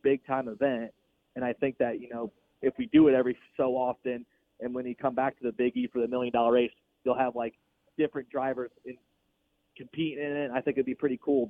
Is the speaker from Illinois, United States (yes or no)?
yes; Illinois, United States; I'm from Illinois, just like Dennis Erb Jr.